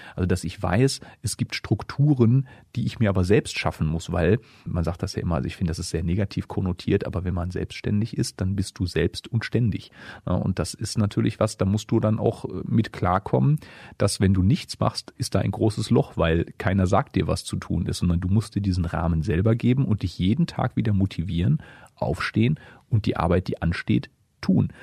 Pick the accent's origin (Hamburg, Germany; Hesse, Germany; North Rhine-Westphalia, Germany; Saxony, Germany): North Rhine-Westphalia, Germany; Essen; moved away as an adult; also born or lived in Dortmund; now in Hameln, Germany; Ich komme ja gebürtig aus Essen